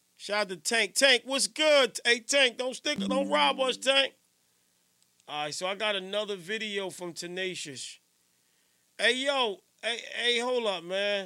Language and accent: English; Newark, New Jersey, United States; I'm from Johnson Ave, South Ward, Central Ward.